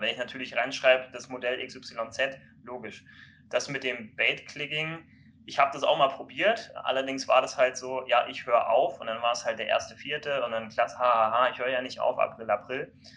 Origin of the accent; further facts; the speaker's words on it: Kiel, Schleswig-Holstein, Germany; ich komme ja aus Kiel